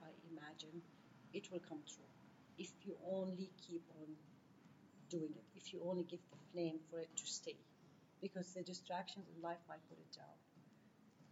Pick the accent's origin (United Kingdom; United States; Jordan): Jordan; I'm from Jordan. We have few mountains